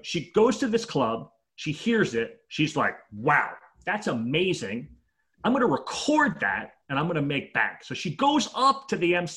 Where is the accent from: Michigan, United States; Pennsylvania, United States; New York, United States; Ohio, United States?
New York, United States; New York City; So in 1979, I grew up in Brooklyn